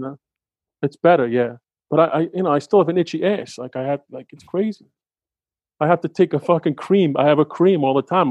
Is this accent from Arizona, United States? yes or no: no; New York, United States; I'm a New Yorker